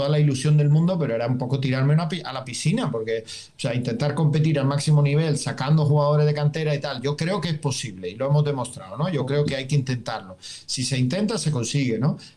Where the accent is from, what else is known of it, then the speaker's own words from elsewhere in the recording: Germany; Spanish is a second language; cuando llegué aquí pues me preguntaba un poco, eh, como buen alemán, ¿no?